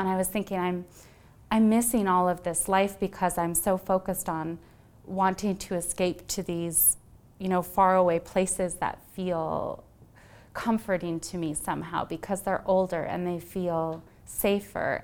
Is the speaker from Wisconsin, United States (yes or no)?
yes; Wisconsin, United States; also born or lived in Illinois; I'm actually from Wisconsin and Illinois originally